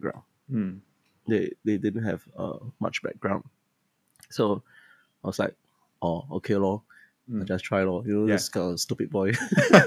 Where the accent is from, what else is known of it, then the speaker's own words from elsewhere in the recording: Singapore; I was from Maris Stella High School, which I'm one of the schools that I'm teaching now. And then I also went to Anderson Junior College